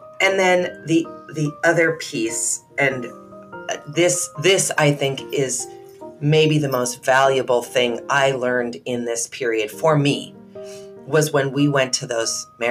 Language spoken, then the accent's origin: English; United States; I'm an American